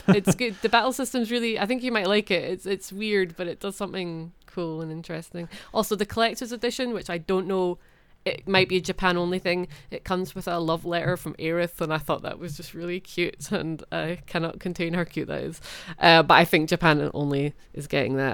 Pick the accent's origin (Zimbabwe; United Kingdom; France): United Kingdom; Scotland; I'm Scottish